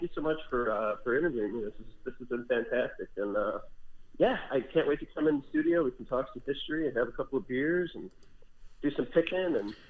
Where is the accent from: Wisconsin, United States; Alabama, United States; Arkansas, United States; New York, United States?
Wisconsin, United States; Milwaukee; I was born in Milwaukee